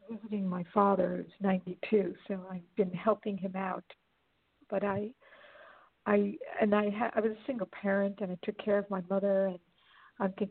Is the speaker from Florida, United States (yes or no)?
no; Los Angeles, California, United States; I'm originally from Los Angeles, but I have a business overseas